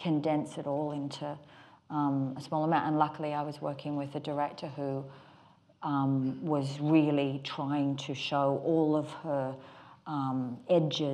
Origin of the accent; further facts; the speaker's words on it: Australia; accent: Australian; my Australian accent